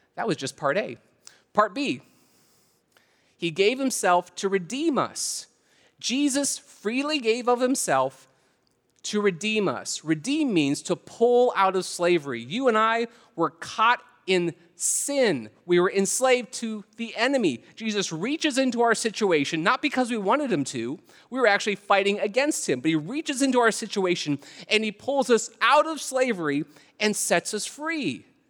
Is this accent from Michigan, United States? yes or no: no; Canton, Ohio, United States; moved away; I'm originally from Canton, Ohio.